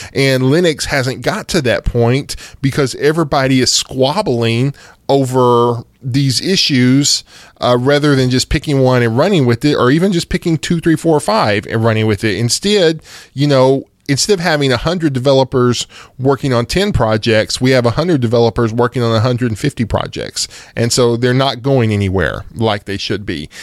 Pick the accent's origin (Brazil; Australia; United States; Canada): United States; here in America 'cause I'm American